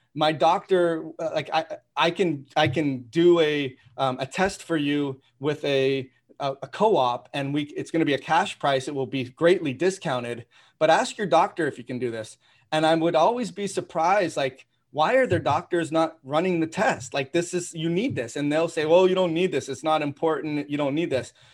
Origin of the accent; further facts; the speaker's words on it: Toronto, Ontario, Canada; I grew up in Toronto